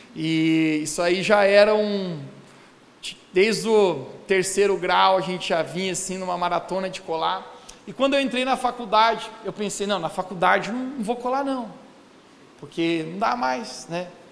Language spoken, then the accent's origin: Portuguese; Brazil; como bom brasileiro